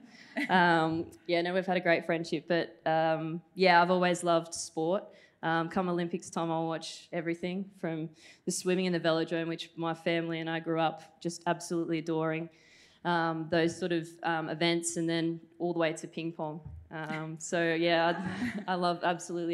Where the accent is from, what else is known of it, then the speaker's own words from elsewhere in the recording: Newcastle, New South Wales, Australia; I was a kid from Newcastle